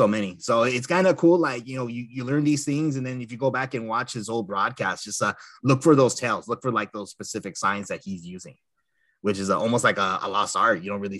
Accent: Los Angeles, California, United States; us Angelinos. We grew up here in the Southern California area.

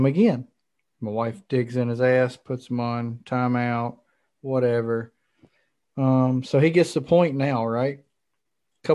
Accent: New Jersey, United States; I'm from New Jersey

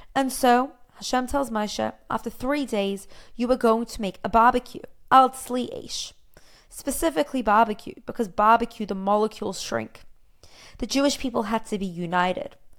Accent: Australia; now in Israel; I'm from Australia.

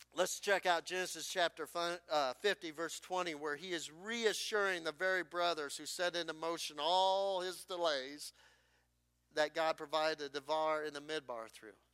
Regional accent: New Sharon, Iowa, United States; my hometown church in New Sharon, Iowa

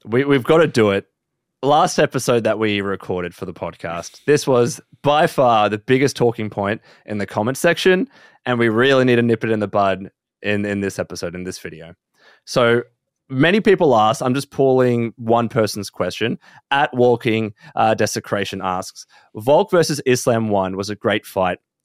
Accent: Australia; we are Australian

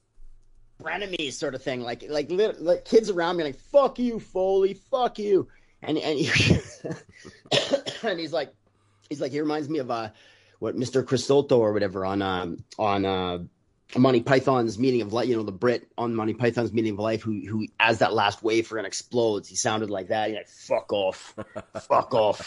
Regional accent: Saskatoon, Saskatchewan, Canada; I grew up in Saskatoon and going to the matches.

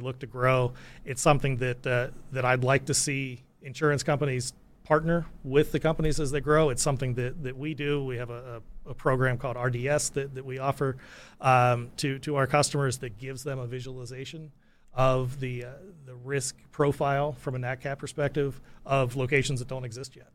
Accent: United States; my home country, the states

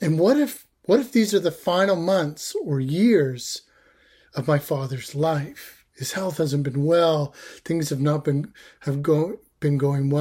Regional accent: Canada; I'm Canadian.

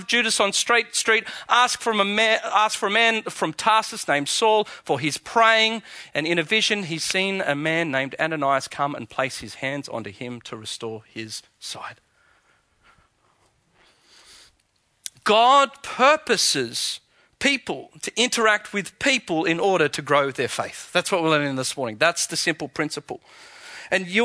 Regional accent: Australia; accent: Aussie; my Aussie accent

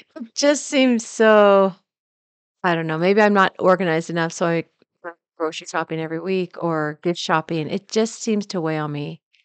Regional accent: the Northwest, Pacific Northwest, United States; moved away; growing up in the Northwest, we didn't have humidity

